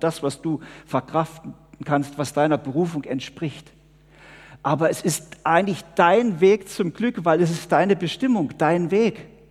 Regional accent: Switzerland; wir als Schweizer

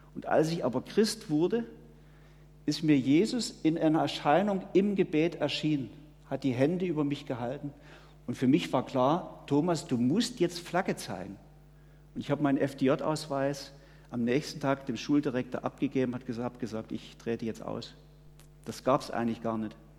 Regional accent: Switzerland; wir leben eigentlich in einer sehr, sehr behüteten Welt hier bei uns in der Schweiz

